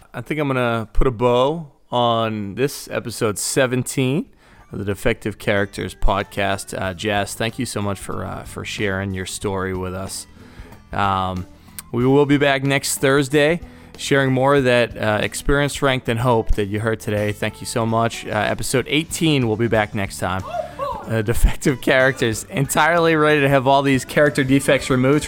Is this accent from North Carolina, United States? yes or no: no; Boston, Massachusetts, United States; accent: thick Boston; moved away as an adult; also born or lived in Chicago / Iowa; grew up in Boston, Massachusetts, and I, growing up, I didn't think I had a really thick Boston accent.